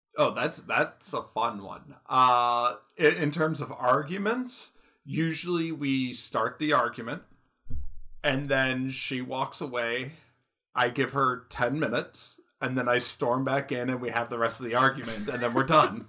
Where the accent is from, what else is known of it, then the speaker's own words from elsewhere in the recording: Michigan, United States; moved away; I'm from Michigan. I lived in Michigan for years